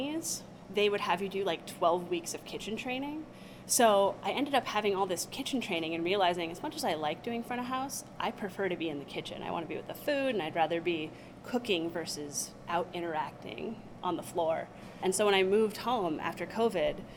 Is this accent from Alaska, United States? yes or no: yes; Homer, Alaska, United States; I grew up in Homer